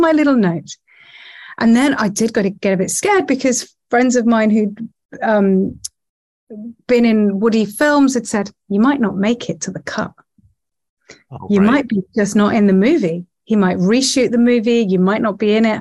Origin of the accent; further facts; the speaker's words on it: Nottingham, East Midlands, United Kingdom; from Nottingham.